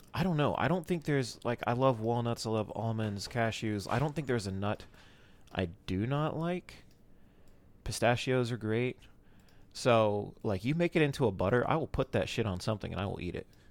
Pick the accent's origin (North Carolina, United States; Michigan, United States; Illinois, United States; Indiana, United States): North Carolina, United States; moved away; my hometown, which does not matter. Um, but it's somewhere in North Carolina, just over the border